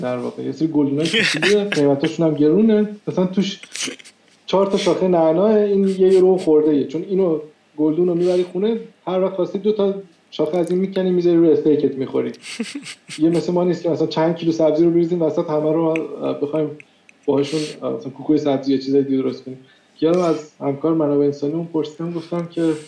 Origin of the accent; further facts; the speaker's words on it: Iran; moved away as an adult; تو ایران انگلیسی یاد گرفته باشه